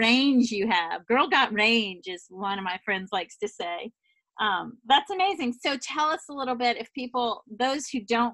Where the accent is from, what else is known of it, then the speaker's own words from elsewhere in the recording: the South, United States; moved away; also born or lived in the Northeast; I'm a woman from the South who moved to the Northeast